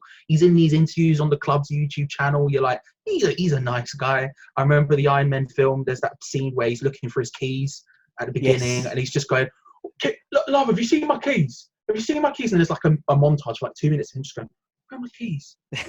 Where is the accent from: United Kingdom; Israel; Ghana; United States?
United Kingdom; London; I'm from a similar area. I grew up in North London.